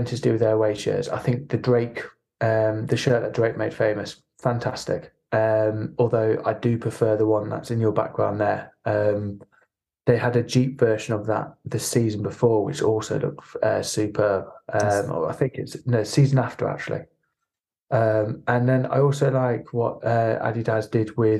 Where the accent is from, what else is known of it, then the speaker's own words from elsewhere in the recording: Norwich, East of England, United Kingdom; Growing up in Norwich